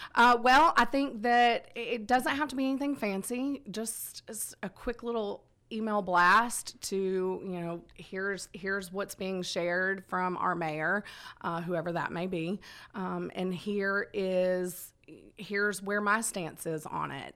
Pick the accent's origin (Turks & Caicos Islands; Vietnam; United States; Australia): United States; Conyers, Georgia; also born or lived in Marietta, Georgia / Dallas, Georgia; now in Villa Rica, United States; I'm a Georgia girl, born and raised. Uh, I was born in Marietta, grew up out in Conyers